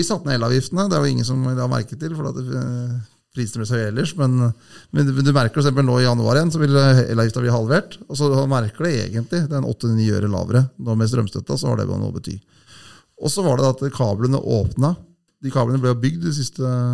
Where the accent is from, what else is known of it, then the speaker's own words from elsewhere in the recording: Hamar area, Innlandet, Norway; Jeg er jo ikke fra Hamar, da, men jeg, Hamar er liksom byen min